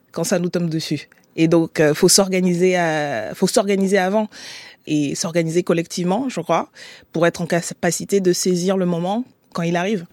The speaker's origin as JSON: {"language": "French", "country": "Gabon", "tie": "born or raised there", "moved": "yes", "lives_now": "Paris, France", "said": "je suis née et j'ai grandi au Gabon"}